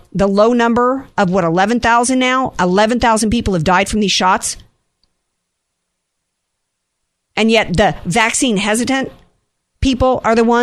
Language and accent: English; Louisiana, United States; now in San Diego, United States; my home state, I'm a little preoccupied tonight thinking about my people down there.